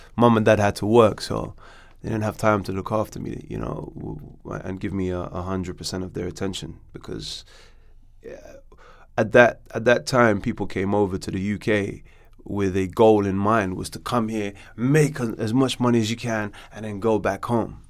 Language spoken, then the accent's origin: English; Morocco; now in London, United Kingdom; I was born in London, and then my dad shipped me out to Morocco